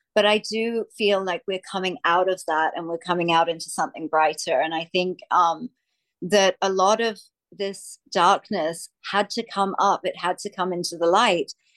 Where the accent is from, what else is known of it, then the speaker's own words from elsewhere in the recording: Australia; I'm from Australia